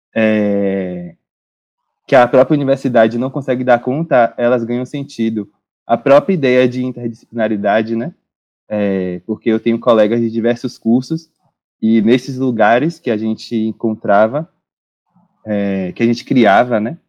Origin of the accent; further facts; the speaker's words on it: Jaguaripe, Bahia, Brazil; also born or lived in Cachoeira; eu que vim daqui de Jaguaripe, que é onde eu estou agora, a cidade de onde eu saí para ir para Cachoeira